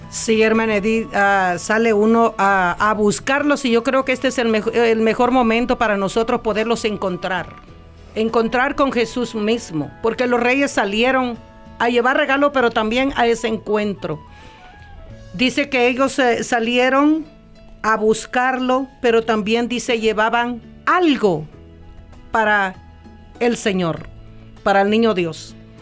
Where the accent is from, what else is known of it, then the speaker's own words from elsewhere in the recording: El Salvador; yo soy del Salvador